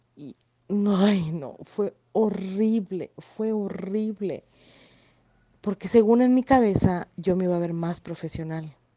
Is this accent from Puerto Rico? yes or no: no; Yucatán, Mexico; accent: yucateco; mi hermoso acento yucateco